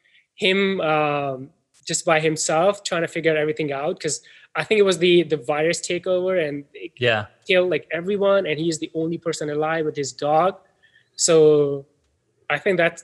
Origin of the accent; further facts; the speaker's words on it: Pakistan; moved away as an adult; growing up in Pakistan